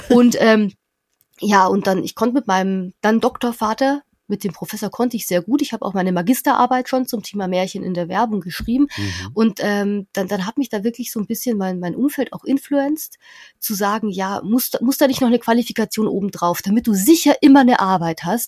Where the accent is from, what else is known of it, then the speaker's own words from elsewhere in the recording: near Nuremberg, Bavaria, Germany; ich komme aus der Nähe von Nürnberg, fünf mhm. Häuser im Wald und da hört die Straße auf.